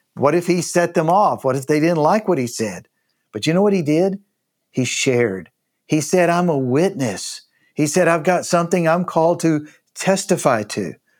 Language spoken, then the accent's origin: English; United States; as an American, I came to know Christ